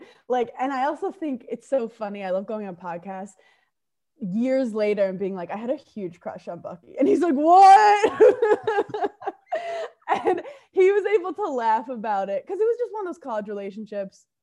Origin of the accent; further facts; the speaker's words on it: New York City, New York, United States; I grew up in Brooklyn, New York